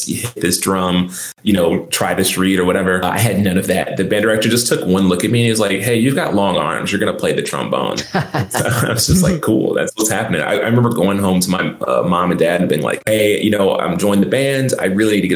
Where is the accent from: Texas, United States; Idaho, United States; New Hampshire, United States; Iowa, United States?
Texas, United States; Dallas; moved away as an adult; I'm from Dallas, Texas. Originally I grew up there